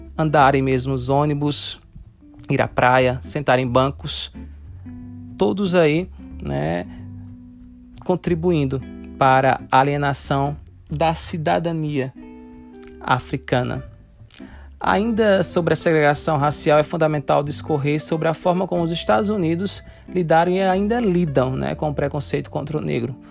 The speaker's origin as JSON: {"language": "Portuguese", "country": "Brazil", "said": "nós, enquanto brasileiros"}